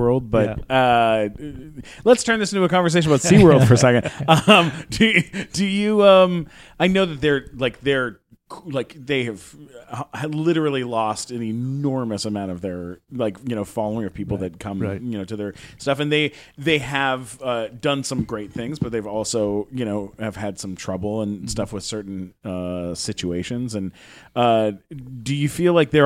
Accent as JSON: {"language": "English", "town": "San Diego", "region": "California", "country": "United States", "tie": "born or raised there", "said": "I grew up in San Diego"}